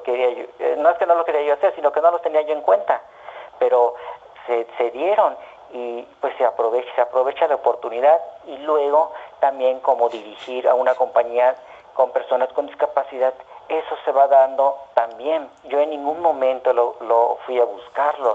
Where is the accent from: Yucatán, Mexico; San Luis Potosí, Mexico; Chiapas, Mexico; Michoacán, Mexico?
Yucatán, Mexico; Mérida; moved away as an adult; also born or lived in Mexico City; saliendo de Mérida